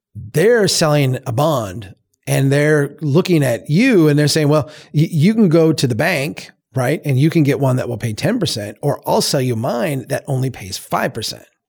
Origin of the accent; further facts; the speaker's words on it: Brainerd, Minnesota, United States; Here in, in my hometown, back in two thousand five